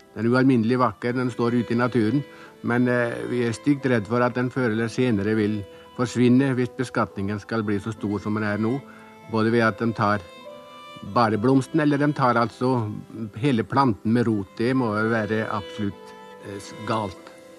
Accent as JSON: {"language": "Norwegian", "region": "Møre og Romsdal", "country": "Norway", "moved": "yes", "lives_now": "Bærum, Norway", "said": "jeg er jo egentlig fra Romsdalen"}